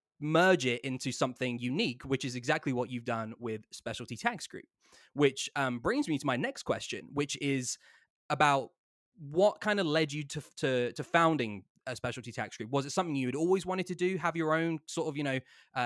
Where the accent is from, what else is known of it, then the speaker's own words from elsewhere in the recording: England, United Kingdom; moved away; I come from England